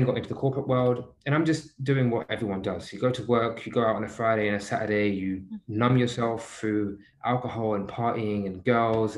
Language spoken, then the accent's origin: English; London, United Kingdom; moved away; I grew up in Southeast London. You know, I was born and raised in London.